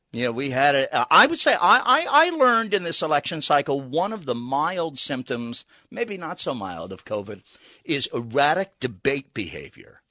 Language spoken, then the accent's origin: English; New York, United States; I grew up in New York